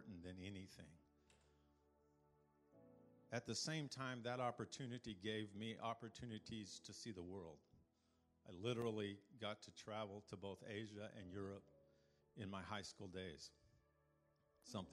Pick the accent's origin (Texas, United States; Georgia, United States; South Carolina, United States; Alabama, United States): Texas, United States; San Angelo; I'm a country boy. I grew up in San Angelo playing with horned frogs and in the dirt.